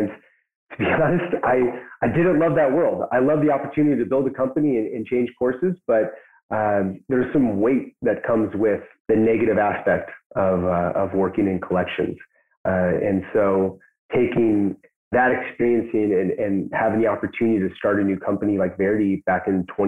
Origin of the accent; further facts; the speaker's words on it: Pacific Northwest, United States; now in Chelan, United States; I grew up in the Pacific Northwest